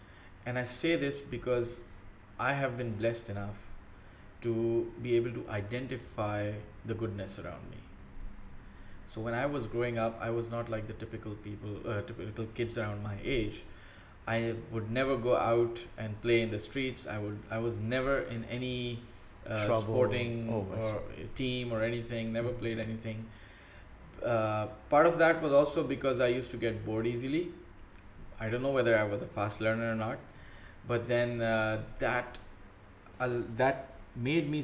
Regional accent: Karachi, Sindh, Pakistan; moved away as an adult; now in United Arab Emirates; So I come from Karachi city. Grew up there, was born there, grew up there, came to UAE here in 2005

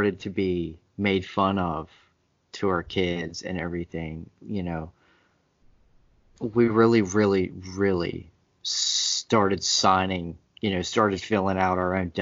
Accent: United States; I'm an American. I was born and raised here

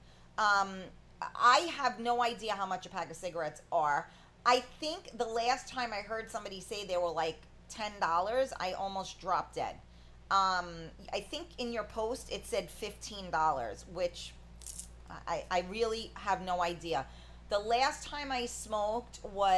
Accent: New York, United States; I'm a New Yorker, obviously.

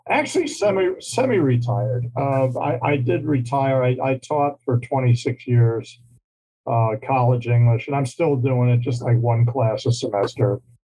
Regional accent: New York, United States; moved away as an adult; also born or lived in Virginia; now in Glendale, California, United States; I say I'm from New York because that's basically where I grew up. But I was born in Virginia, raised in New York, uh, lived all over the place

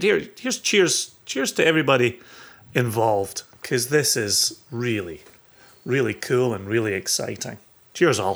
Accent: Scotland, United Kingdom; moved away; I'm, I'm Scottish, I live in, lived in the U K, raised in the U K

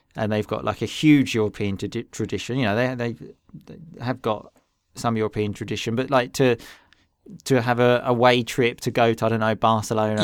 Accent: England, United Kingdom; we are two English boys

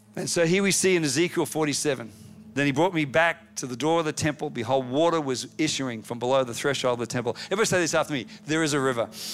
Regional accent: Australia; moved away as an adult; now in United States

